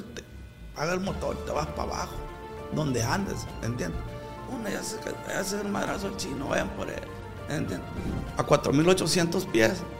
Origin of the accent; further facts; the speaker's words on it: Culiacán, Sinaloa, Mexico; Pues soy de un ranchito pago Culiacán, pero ahora soy de Culiacán porque Culiacán llegó hasta este rancho